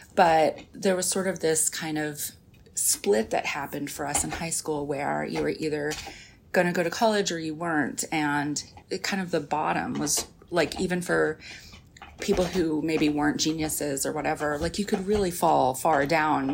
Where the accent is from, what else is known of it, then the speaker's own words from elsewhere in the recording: rural Arkansas, United States; moved away; I grew up in this small town in rural Arkansas